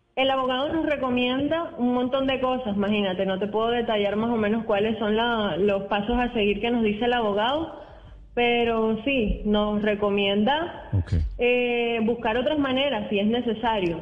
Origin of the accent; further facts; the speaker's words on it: Venezuela; moved away as an adult; now in Cartagena, Colombia; yo soy venezolana, tengo tres años aproximadamente acá residenciado